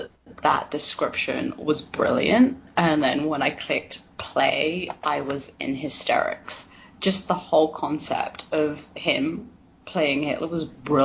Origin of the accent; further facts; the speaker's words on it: England, United Kingdom; moved away; I grew up in England and we didn't have Mr. Rogers